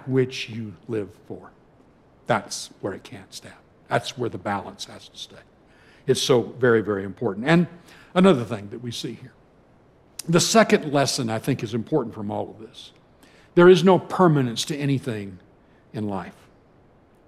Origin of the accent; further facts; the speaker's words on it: California, United States; moved away as an adult; as a Californian